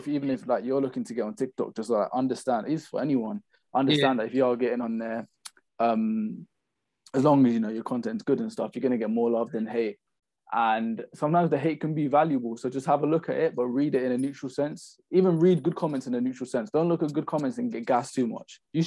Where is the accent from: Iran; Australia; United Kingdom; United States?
United Kingdom; London; I'm from London